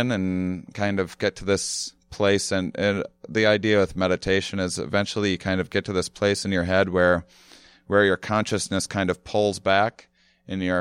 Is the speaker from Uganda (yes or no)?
no; La Crosse, Wisconsin, United States; I'm from La Crosse, Wisconsin, and outside of it, actually